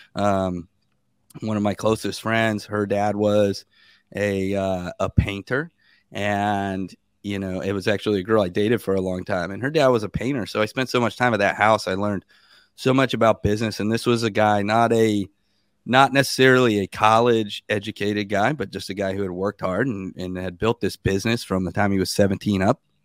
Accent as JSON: {"language": "English", "town": "Sebastian", "region": "Florida", "country": "United States", "tie": "born or raised there", "said": "I was born in a little town called Sebastian, Florida."}